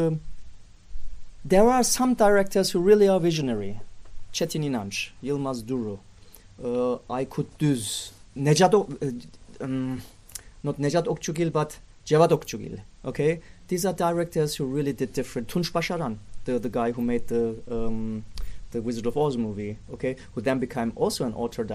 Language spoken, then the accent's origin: English; Bavaria, Germany; I was raised up in Germany when the Germanies were divided, and what we had was the American soldiers were there where I lived in Bavaria